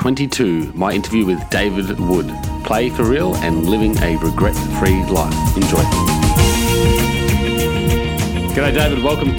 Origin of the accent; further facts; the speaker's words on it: Cairns, Queensland, Australia; also born or lived in Japan; now in Sunshine Coast, Australia; I grew up in Cairns, Australia, and Cairns is it's either wet or dry, and very hot.